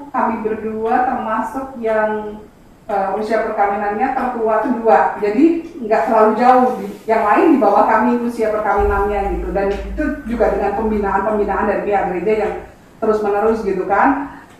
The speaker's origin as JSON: {"language": "Indonesian", "region": "Java", "country": "Indonesia", "said": "karena kita orang Jawa bilang"}